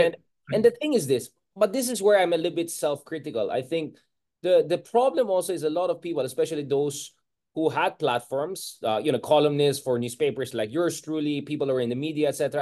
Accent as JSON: {"language": "English", "town": "Baguio", "region": "Cordillera Administrative Region", "country": "Philippines", "tie": "born or raised there", "said": "I come from, you know, the north. I was born in Baguio, literally Marcos Highway almost"}